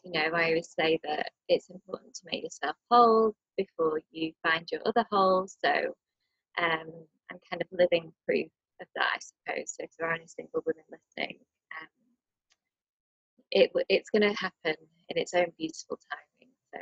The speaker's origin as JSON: {"language": "English", "town": "Blackpool", "region": "North West England", "country": "United Kingdom", "tie": "born or raised there", "also_born_or_lived": "Nottingham / London", "moved": "as an adult", "lives_now": "India", "said": "I grew up in Blackpool"}